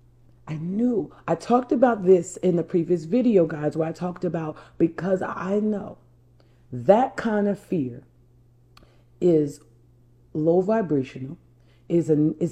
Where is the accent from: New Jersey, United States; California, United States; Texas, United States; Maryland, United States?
New Jersey, United States; I'm from New Jersey. I'm a Jersey girl.